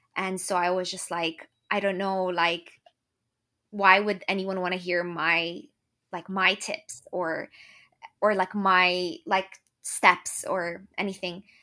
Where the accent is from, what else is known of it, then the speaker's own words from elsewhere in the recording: Lebanon; moved away as an adult; now in Ireland; I'm from Lebanon, but I moved to Ireland to actually go to med school